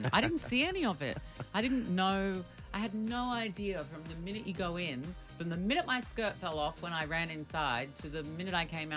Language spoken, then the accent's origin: English; Australia; being Australian